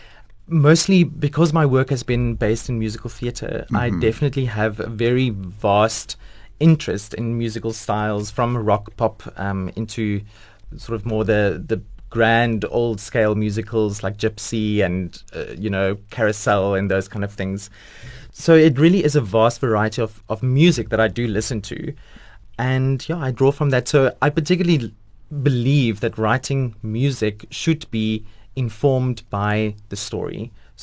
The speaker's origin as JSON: {"language": "English", "town": "Port Elizabeth", "region": "Eastern Cape", "country": "South Africa", "tie": "born or raised there", "said": "I'm originally from Port Elizabeth."}